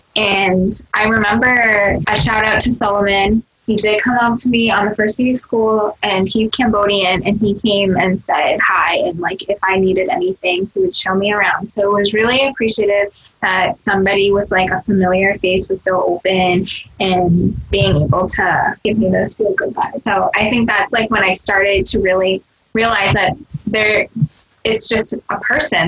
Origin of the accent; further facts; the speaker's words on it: United States; first language Cantonese; English is a second language; I grew up in the suburbs, majority yeah. is white, and there was probably like a three percent Asian.